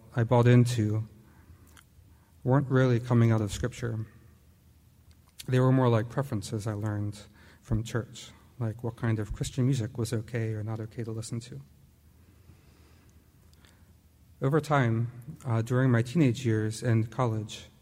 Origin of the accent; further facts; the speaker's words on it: Perkasie, Pennsylvania, United States; I'm actually originally from Bucks County. I grew up in the Quakertown, Perkasie area